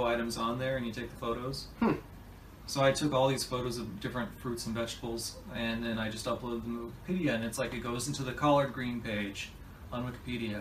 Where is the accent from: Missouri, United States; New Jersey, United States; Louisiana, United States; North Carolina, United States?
Missouri, United States; moved away as an adult; now in New York, United States; I'm from Missouri.